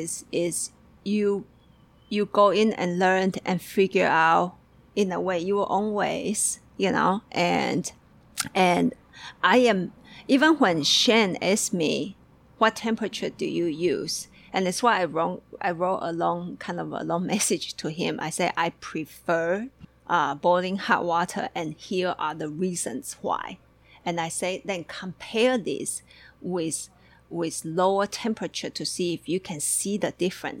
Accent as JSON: {"language": "English", "country": "Taiwan", "tie": "born or raised there", "said": "I was born and raised in Taiwan"}